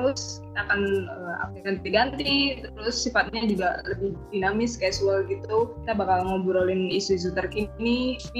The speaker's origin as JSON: {"language": "Indonesian", "region": "Bali", "country": "Indonesia", "accent": "Bali", "said": "logat Bali gue ya, belum semuanya ya."}